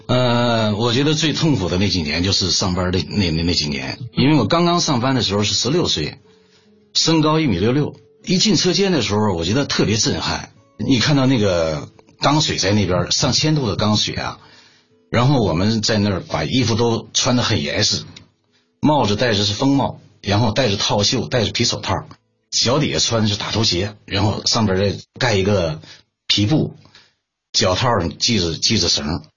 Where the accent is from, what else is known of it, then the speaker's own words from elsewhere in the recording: Shenyang, Liaoning, China; moved away as an adult; now in Beijing, China; 我呢从小就生活在铁西区。沈阳的这个铁西区是一个重工业区